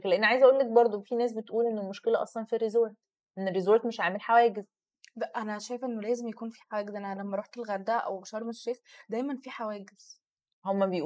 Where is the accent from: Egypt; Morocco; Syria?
Egypt